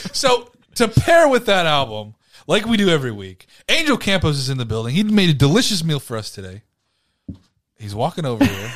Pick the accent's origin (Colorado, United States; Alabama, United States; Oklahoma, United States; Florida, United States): Florida, United States; Ormond Beach; I was born in Ormond.